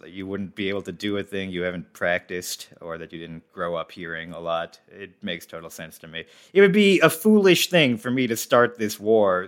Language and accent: English; suburban New Jersey, United States; I grew up in New Jersey